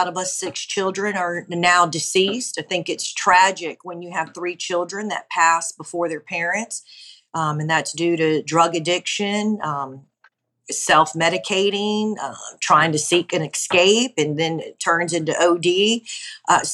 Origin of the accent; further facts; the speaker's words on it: Honolulu, Hawaii, United States; moved away as an adult; now in Gulf Breeze, United States; I'm originally from Honolulu, Hawaii, but I've been now in Gulfbreeze, Florida for some 20 years